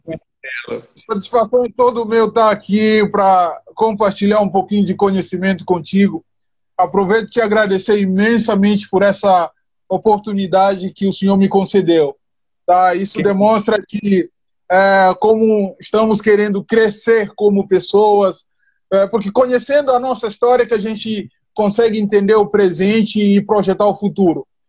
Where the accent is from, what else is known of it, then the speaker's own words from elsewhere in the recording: Guinea-Bissau; moved away as an adult; now in Brazil; eu sou da Guiné